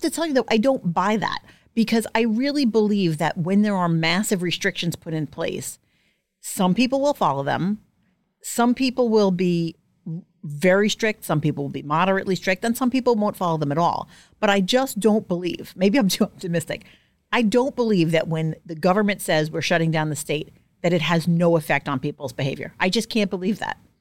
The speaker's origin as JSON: {"language": "English", "town": "New York City", "region": "New York", "country": "United States", "said": "I'm from Staten Island. Manicures are mandatory."}